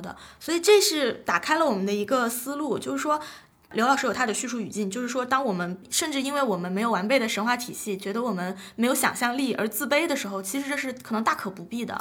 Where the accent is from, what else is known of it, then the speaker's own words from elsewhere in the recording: Jiangxi, China; 我是江西人嘛